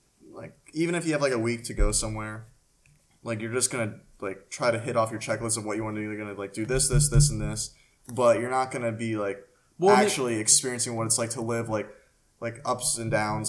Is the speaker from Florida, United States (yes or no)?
yes; Palm Harbor, Florida, United States; Oh, I'm, like, from Palm Harbor or, like, East, like, Tarpon Springs.